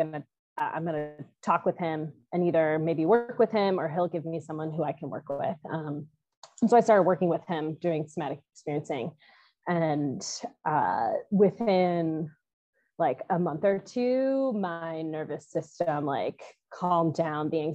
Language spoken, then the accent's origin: English; Midwest, United States; moved away as an adult; also born or lived in North Carolina; I'm originally from the Midwest